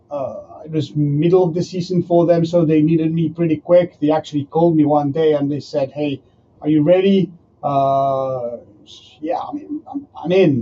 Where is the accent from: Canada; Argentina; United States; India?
Argentina; moved away as an adult; now in France; I, I'm from Argentina